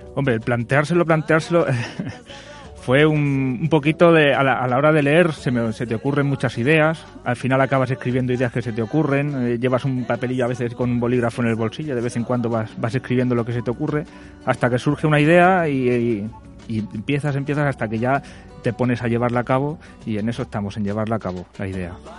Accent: Barcelona, Catalonia, Spain; moved away; yo también como soy de allí, de Barcelona

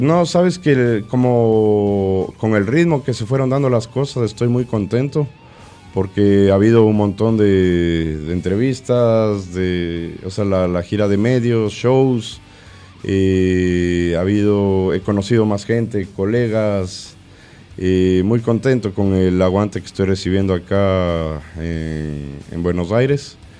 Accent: Ecuador; moved away as an adult; now in Argentina; Empecé mi, carrera artística en el 2007 en mi país, Ecuador

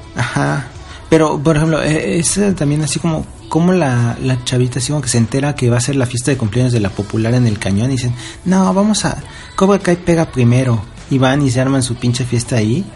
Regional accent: Mexico; moved away; Como soy el único mexicano que está en la cocina

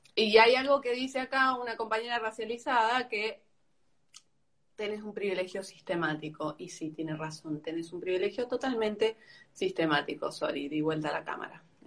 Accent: Argentina; soy argentina, nací en Argentina

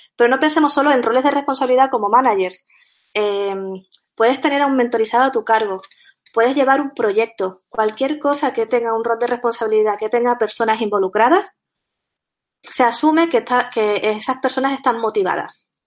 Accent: Canary Islands, Spain; accent: Canarian, sometimes Andalusian; soy canaria, y por eso mi acento es un poco raro, puede ser que a veces me salga el acento andaluz, también por la mezcla que tengo

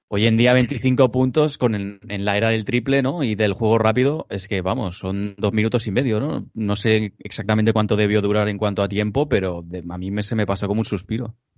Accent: Barcelona, Catalonia, Spain; tres chicos que somos de Barcelona, de Cataluña

